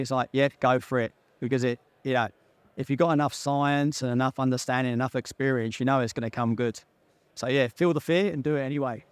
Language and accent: English; London, United Kingdom; accent: Pommy; moved away; I grew up in North London